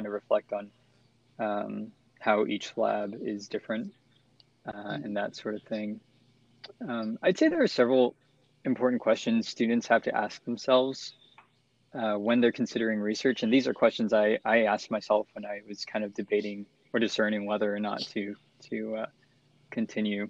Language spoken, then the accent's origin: English; San Marcos, Texas, United States; my hometown of San Marcos, Texas